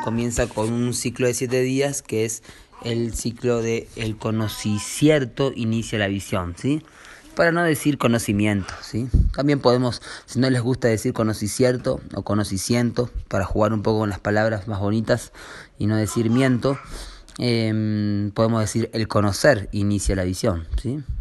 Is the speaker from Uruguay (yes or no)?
yes; Uruguay; now in Urubamba, Peru; venimos de Uruguay y ahora estamos en Urubamba